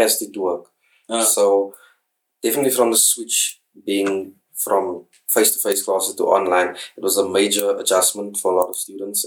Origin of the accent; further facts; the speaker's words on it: Kimberley, Northern Cape, South Africa; also born or lived in Free State; I am from Kimberley in Northern Cape right now, and I am an LLB graduate from the University of the Free State.